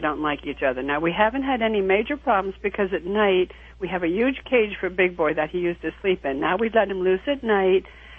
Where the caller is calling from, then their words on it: West Reading, Pennsylvania, United States; I'm calling from West Reading, Pennsylvania.